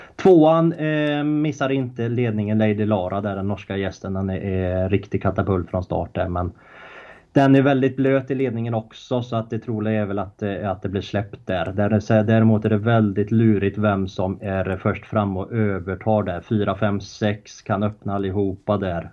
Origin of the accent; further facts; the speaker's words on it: Uddevalla, Västra Götaland, Sweden; bott i Uddevalla hela mitt liv